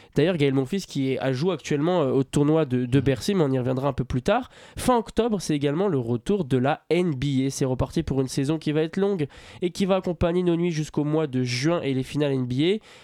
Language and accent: French; France; en tant que Français